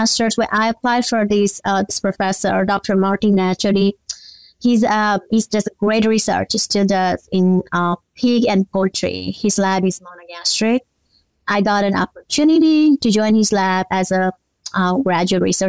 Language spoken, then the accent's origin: English; Nepal; moved away as an adult; now in Mississippi, United States; I was born and raised in Nepal